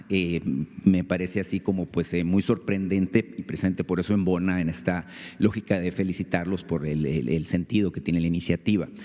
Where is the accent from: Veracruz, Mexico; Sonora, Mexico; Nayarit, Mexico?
Sonora, Mexico; Vengo de Sonora